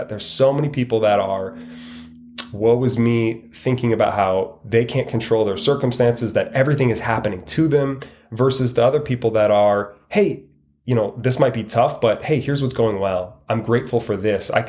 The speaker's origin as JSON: {"language": "English", "region": "Washington", "country": "United States", "lives_now": "Arizona, United States", "said": "living in Arizona, it's sunny almost all the time. And I came from Washington State, which it was gray and put me in a kind of a negative mindset."}